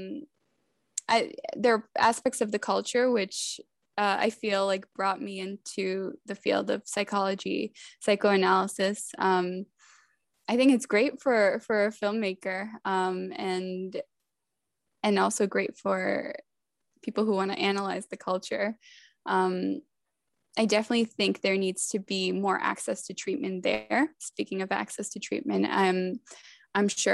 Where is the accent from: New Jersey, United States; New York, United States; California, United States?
New York, United States; New York City; also born or lived in Macedonia; I wasn't born in Queens. I was born in Macedonia, but I was sort of raised in Queens